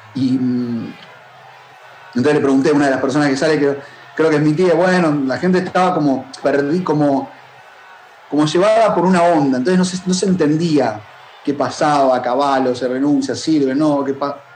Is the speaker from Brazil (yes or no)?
no; Argentina; en tu país todo el tiempo pasan cosas, en en Argentina pasan